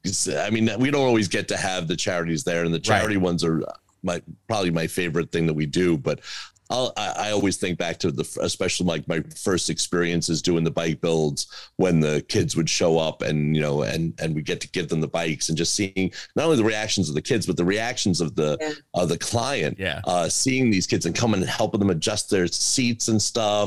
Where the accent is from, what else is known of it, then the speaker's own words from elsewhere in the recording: Long Island, New York, United States; as a kid growing up on Long Island